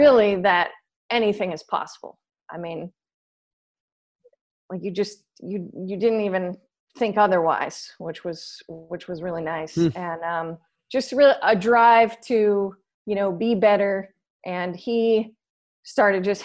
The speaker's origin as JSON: {"language": "English", "town": "San Diego", "region": "California", "country": "United States", "tie": "born or raised there", "also_born_or_lived": "Los Angeles", "said": "came back to my hometown of San Diego"}